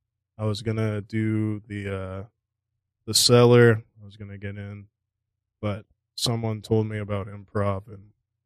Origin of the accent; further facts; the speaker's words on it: Northampton, Massachusetts, United States; I'm from Northampton, Massachusetts.